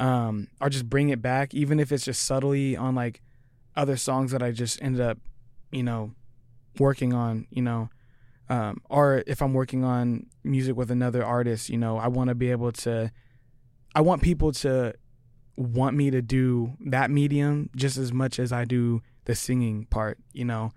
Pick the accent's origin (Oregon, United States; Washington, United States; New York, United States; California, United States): Washington, United States; Tri-Cities; moved away as an adult; now in Seattle, United States; I'm from Tri-Cities